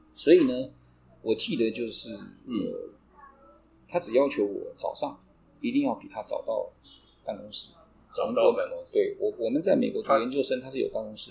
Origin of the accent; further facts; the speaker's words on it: Neihu, Taipei, Taiwan; also born or lived in United States; 我以前小的时候住在内湖，对。我的本堂是内湖堂